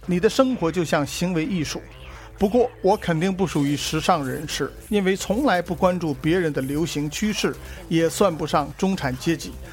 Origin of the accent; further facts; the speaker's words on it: China; 我们中国人就是喜欢